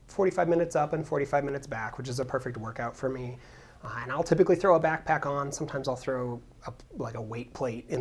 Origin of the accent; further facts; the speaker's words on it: Helena, Montana, United States; moved away as an adult; also born or lived in Bozeman, Montana; now in Boulder, United States; I grew up in Helena, which is the capital city.